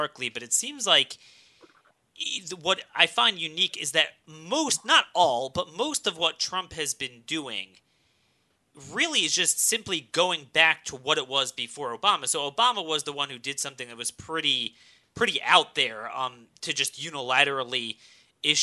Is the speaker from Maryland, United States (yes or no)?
yes; Maryland, United States; my home state of Maryland